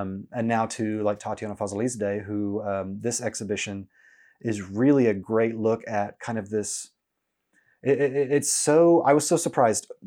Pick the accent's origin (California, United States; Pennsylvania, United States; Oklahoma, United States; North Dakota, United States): Oklahoma, United States; Norman; now in Oklahoma City, United States; growing up in Norman